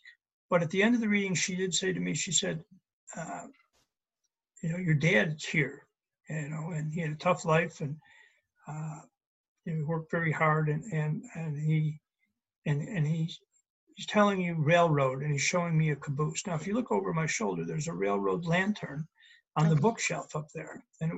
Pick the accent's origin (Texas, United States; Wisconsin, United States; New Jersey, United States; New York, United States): New York, United States; Buffalo; moved away; I grew up in Buffalo.